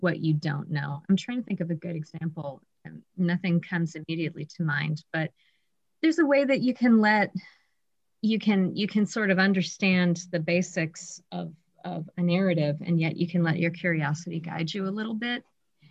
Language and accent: English; Columbus, Ohio, United States; moved away as an adult; also born or lived in Cleveland, Ohio / Oregon; now in Michigan, United States; I grew up in Ohio